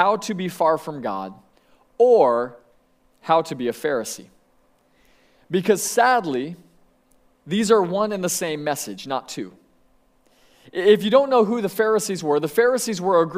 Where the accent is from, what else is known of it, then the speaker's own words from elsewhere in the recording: Sebring, Florida, United States; I grew up in Sebring, Florida